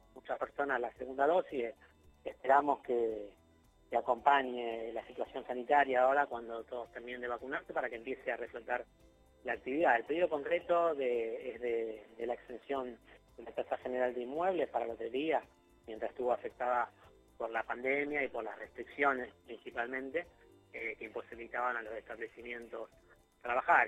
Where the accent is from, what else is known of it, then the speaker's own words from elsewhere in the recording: Rosario, Santa Fe, Argentina; nosotros como rosarinos